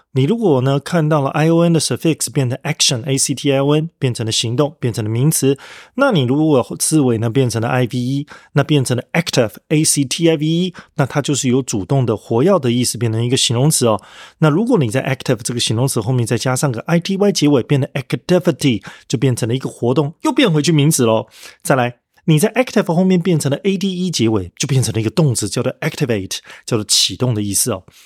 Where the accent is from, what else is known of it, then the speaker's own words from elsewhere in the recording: Taiwan; accent: Taiwanese accent; 譬如说我是台湾腔